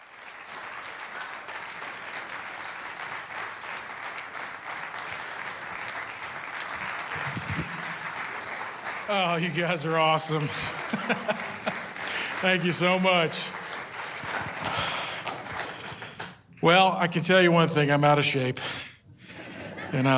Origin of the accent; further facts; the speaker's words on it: Minnesota, United States; moved away; I'm originally from Minnesota